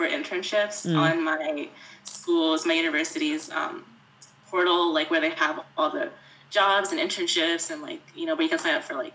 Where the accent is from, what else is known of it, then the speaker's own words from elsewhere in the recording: North Carolina, United States; I've lived in North Carolina my whole life